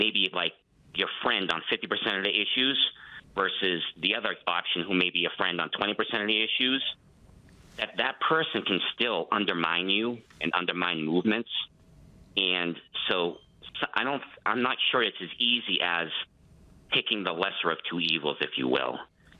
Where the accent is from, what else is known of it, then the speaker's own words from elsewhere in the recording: Massachusetts, United States; now in Woodland Park, United States; I'm from Massachusetts, and I was involved in politics.